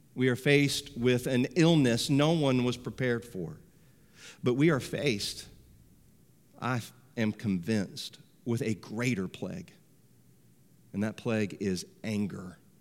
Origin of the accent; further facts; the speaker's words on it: United States